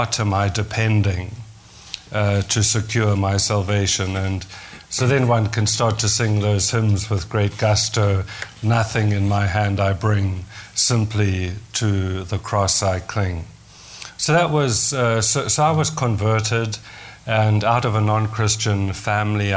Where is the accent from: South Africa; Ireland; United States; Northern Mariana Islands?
South Africa; first language English; now in Canada; I grew up in South Africa, in the English community in South Africa.